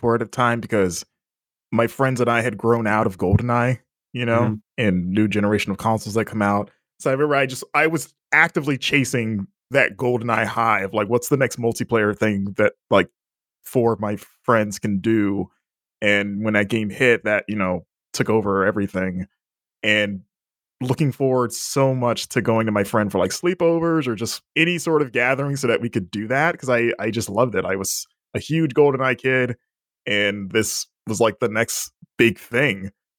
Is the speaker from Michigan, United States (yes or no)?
no; Florida, United States; I was like, I'm from Florida.